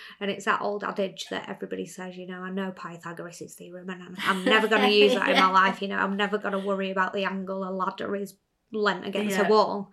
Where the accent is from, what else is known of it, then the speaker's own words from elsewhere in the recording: United Kingdom; we're British